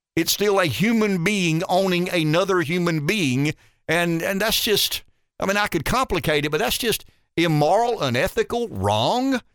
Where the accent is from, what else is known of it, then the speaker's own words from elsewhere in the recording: the South, United States; I'm a Southerner